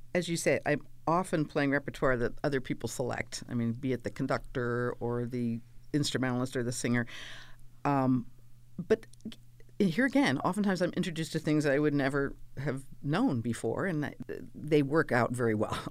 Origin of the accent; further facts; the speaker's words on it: California, United States; also born or lived in Pennsylvania / Maryland / New York; I'm basically a Californian since I was five